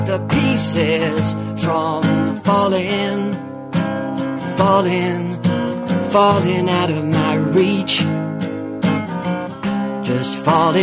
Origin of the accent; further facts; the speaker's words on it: New York City, New York, United States; I growing up in New York City